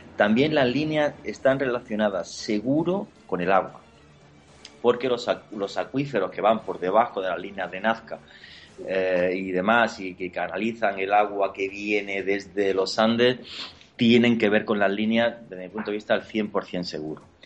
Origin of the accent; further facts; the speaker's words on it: Granada, Andalusia, Spain; Granada, que es mi tierra